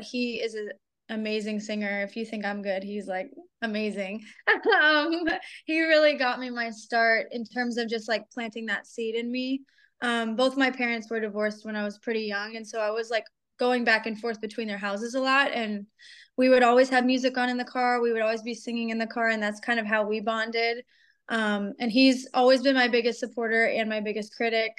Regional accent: Pittsburgh, Pennsylvania, United States; now in Atlanta, United States; I'm based in Atlanta, but I'm from Pittsburgh originally

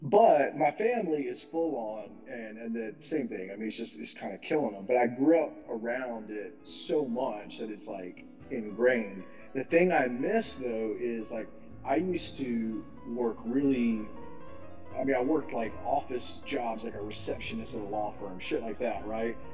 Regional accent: Winston-Salem, North Carolina, United States; moved away; also born or lived in New Hampshire; I moved from Winston Salem, like where RJR. That's where I'm from.

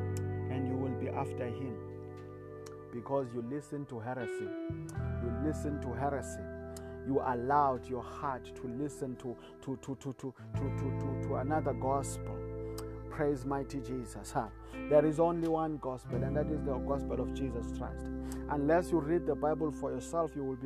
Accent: South Africa; I come from South Africa.

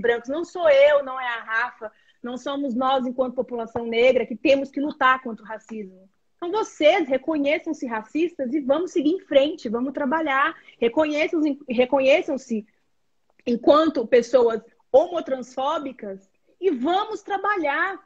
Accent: Brazil; nós enquanto brasileiros

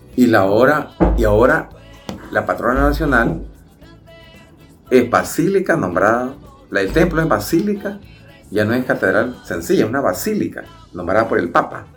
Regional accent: Nicaragua; como nicaragüense

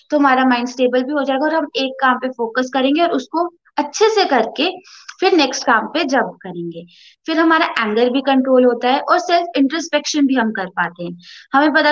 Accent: Jammu, Jammu and Kashmir, India; और मैं जम्मू से हूँ

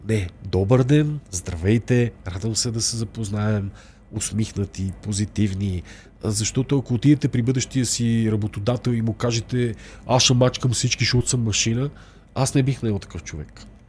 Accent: Bulgaria; сме българи

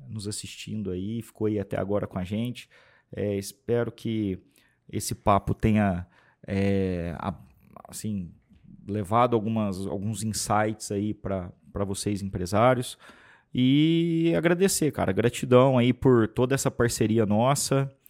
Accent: Franca, São Paulo, Brazil; Para começar, é... nós somos de Franca, a cidade mais mineira do estado de São Paulo.

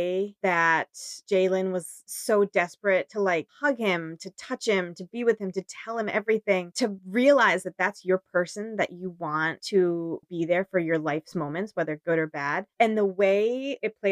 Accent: United States; we're two American friends on totally opposite coasts

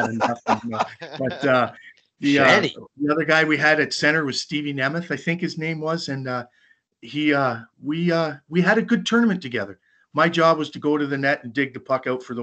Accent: Canada; now in Rochester, United States; I'm a Canadian.

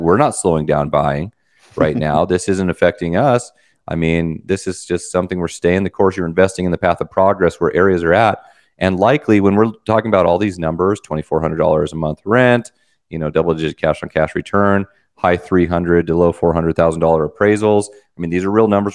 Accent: Wyoming, United States; I'm from Wyoming, you know, Spurs and all

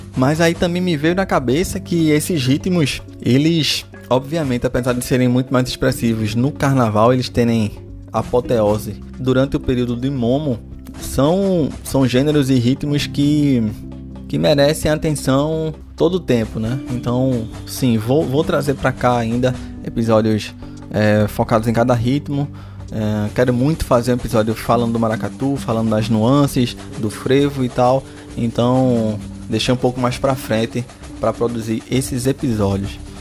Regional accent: Recife, Pernambuco, Brazil; eu sou de Recife

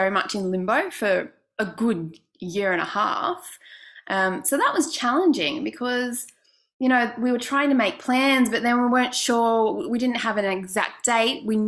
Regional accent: Newcastle, New South Wales, Australia; moved away as an adult; also born or lived in Sydney; now in Singapore; I'm from Australia, from Newcastle, Australia. And we lived in Newcastle pretty much all our lives

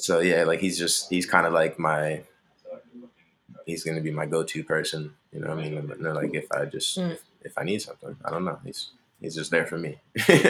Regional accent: Montgomery County, Maryland, United States; I'm from Montgomery County

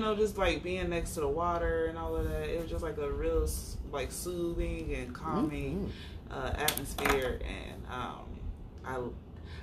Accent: Indiana, United States; moved away as an adult; also born or lived in California; now in Phoenix, United States; I'm from Indiana, moved out here a few years ago with my youngest kid's dad

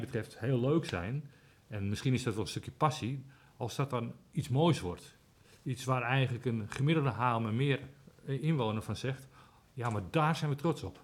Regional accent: Amsterdam, North Holland, Netherlands; now in Aalsmeer, Netherlands; Ik kom zelf uit Amsterdam

